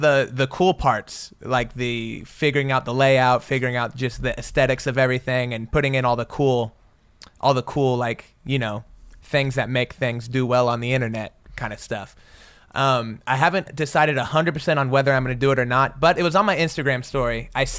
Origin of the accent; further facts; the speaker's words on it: Oklahoma, United States; They're the Indians. I'm from Oklahoma. It's fitting.